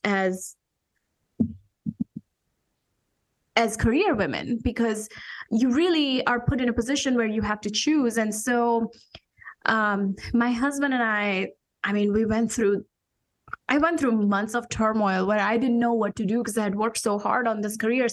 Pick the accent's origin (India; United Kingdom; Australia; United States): India; moved away as an adult; I'm an immigrant. I came from India 20 some years ago for my master's degree in engineering